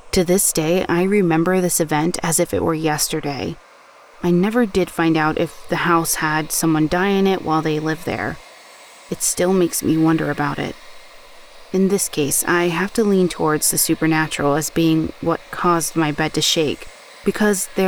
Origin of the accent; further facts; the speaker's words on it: Scotland, United Kingdom; I grew up in Scotland, and throughout my childhood, I have lived in two different haunted houses.